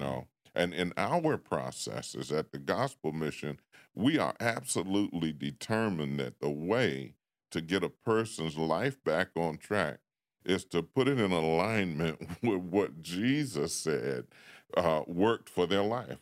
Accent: Washington, District of Columbia, United States; moved away; growing up in Washington and, uh, what they had back in the day called the Projects

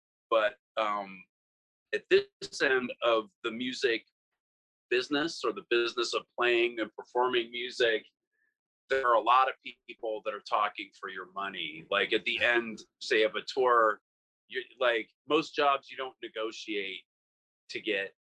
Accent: Pittsburgh, Pennsylvania, United States; my hometown of Pittsburgh

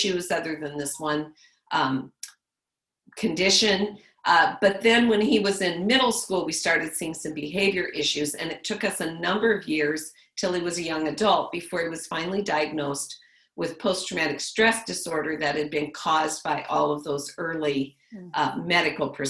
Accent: Le Mars, Iowa, United States; I grew up in Lamar's, Iowa

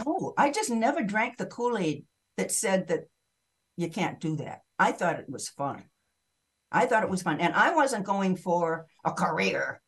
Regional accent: New England, United States; moved away as an adult; also born or lived in Maine / Massachusetts / Greenwich Village, New York; I was raised in Maine and Massachusetts

